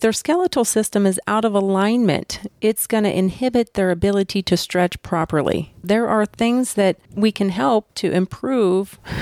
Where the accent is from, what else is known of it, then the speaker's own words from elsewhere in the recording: New Wilmington, Pennsylvania, United States; moved away; also born or lived in Youngstown, Ohio; I grew up just 25 minutes from here. Went to New Wilmington High School.